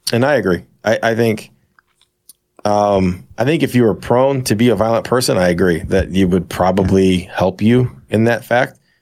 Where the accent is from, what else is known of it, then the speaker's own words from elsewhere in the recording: St. Louis, Missouri, United States; Saint Louis